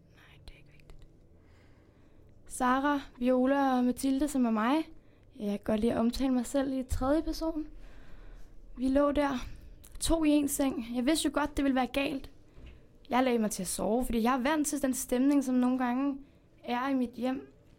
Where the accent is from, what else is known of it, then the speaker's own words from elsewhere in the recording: Spain; now in Denmark; Altså, jeg kommer faktisk ikke øh, her fra Danmark. Jeg kommer fra Spanien